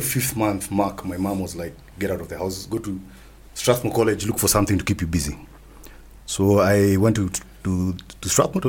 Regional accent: Kenya; Being the Kenyan

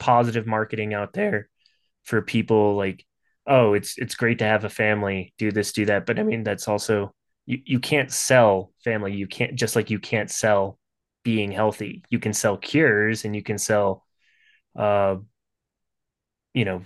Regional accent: the North, United States; I'm from the North

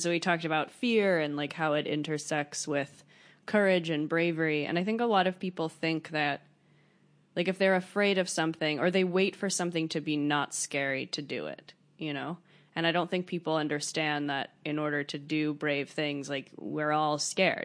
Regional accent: United States; also born or lived in Paris, France; I grew up in America

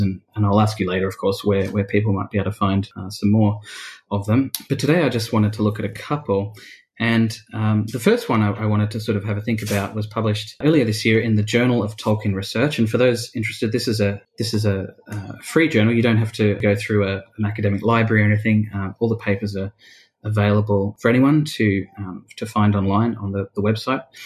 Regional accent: Australia; being an Australian

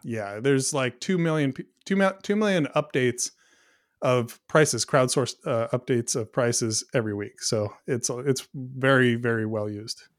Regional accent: Pacific Northwest, United States; now in Brush Prairie, Washington, United States; I grew up in the Pacific Northwest

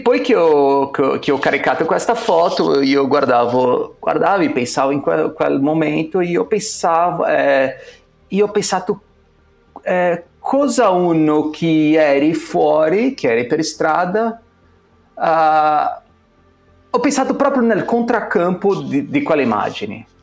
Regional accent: São Paulo, Brazil; Italian is a second language; moved away as an adult; now in Milan, Italy; noi due siamo cresciuti, nati e cresciuti a San Paolo

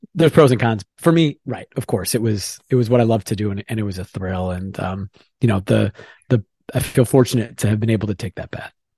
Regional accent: Evanston, Illinois, United States; moved away; a little kid growing up in Evanston, Illinois, right, right outside Chicago

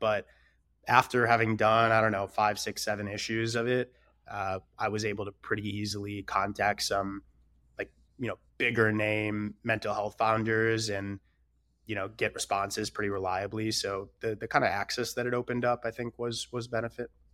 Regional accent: Detroit, Michigan, United States; I'm originally from Michigan and, uh, you know, a small suburb in Metro Detroit. And I think, you know, it's just like a pretty good traditional, like, regular suburban upbringing.

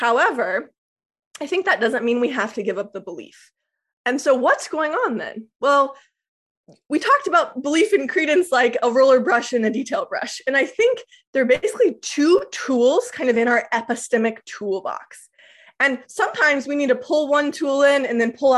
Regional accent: Lawrence, Kansas, United States; I'm very confident I was born in Lawrence. So the thought is, I still believe I was born in Lawrence, Kansas

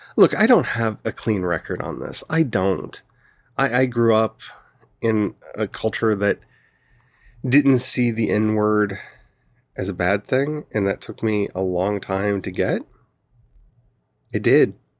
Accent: Southern United States, United States; accent: Southern; you're gonna bring my Southern out, and I'm gonna start saying y'all and honey a lot

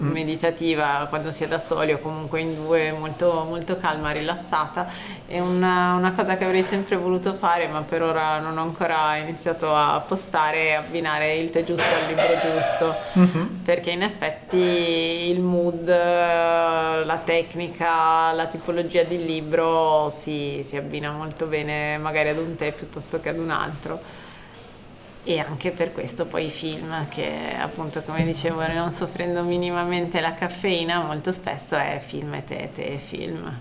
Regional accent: Vercelli, Piedmont, Italy; io sono di Vercelli

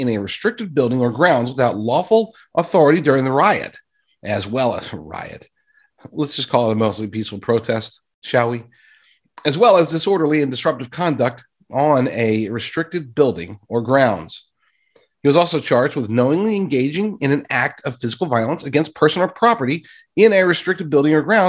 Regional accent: United States; we as American citizens

